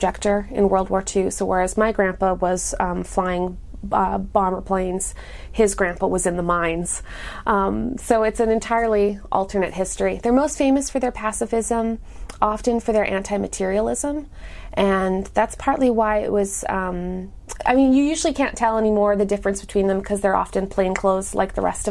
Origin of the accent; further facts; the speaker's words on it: Canada; now in Durham, United States; I live in Durham, North Carolina, but I'm from Canada